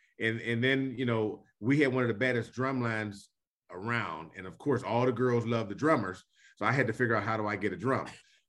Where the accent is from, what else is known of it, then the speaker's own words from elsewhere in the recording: Homestead, Pennsylvania, United States; moved away as an adult; now in Atlanta, United States; everyone knows I love my hometown. I'm born and bred right outside of Oakland, right outside of the University of Homestead, Pennsylvania.